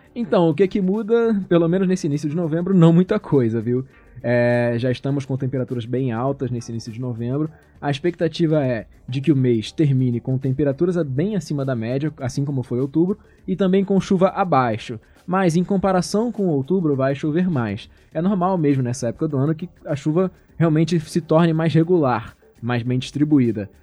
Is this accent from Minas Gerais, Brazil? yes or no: no; Rio de Janeiro, Brazil; moved away as an adult; now in São Paulo, Brazil; eu sou do Rio